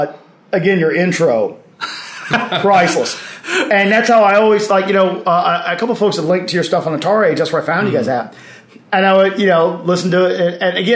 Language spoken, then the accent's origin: English; Oxford, Mississippi, United States; And I was, you know, born and raised in Oxford, Mississippi, not too far away.